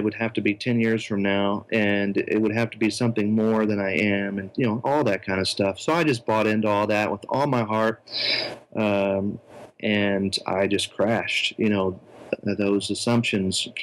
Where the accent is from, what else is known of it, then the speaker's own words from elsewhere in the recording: United States; as an American